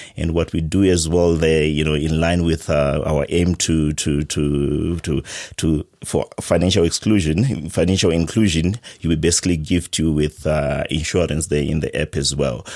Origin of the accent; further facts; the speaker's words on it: Zimbabwe; I'm from Zimbabwe